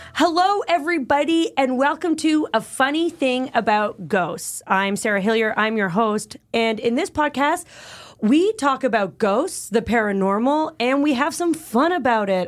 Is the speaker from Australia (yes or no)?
no; Canada; I am Canadian